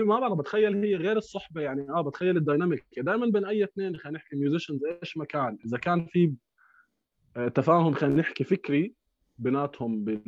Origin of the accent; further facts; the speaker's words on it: Amman, Amman Governorate, Jordan; احنا برضه كنا جيران نوعا ما انا يعني كنت براسا